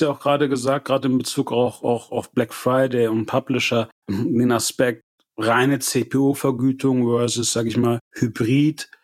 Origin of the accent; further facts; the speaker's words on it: Germany; wir auch als Deutsche